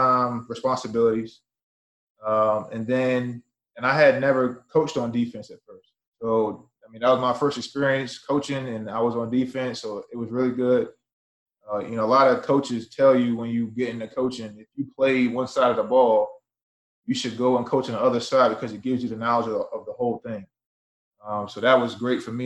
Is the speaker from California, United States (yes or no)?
no; Chesapeake, Virginia, United States; moved away; also born or lived in Maine; Originally, I'm from Chesapeake, Virginia